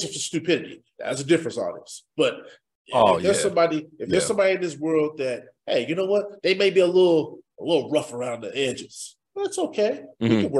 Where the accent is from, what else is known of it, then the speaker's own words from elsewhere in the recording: Midwest, United States; I grew up in the Midwest